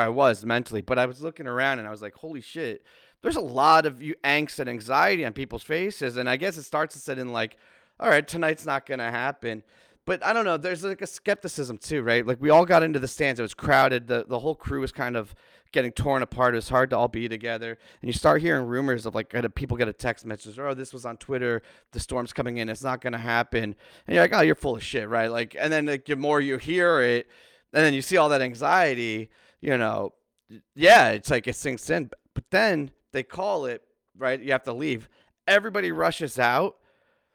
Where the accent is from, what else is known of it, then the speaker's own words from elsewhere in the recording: East Coast, United States; I grew up on the East Coast